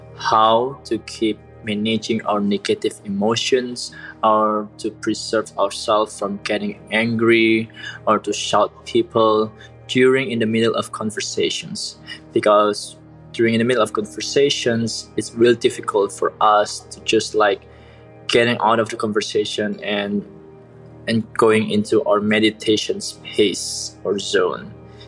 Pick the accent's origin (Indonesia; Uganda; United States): Indonesia; English is a second language; Hi, Headspace. … I'm from Indonesia.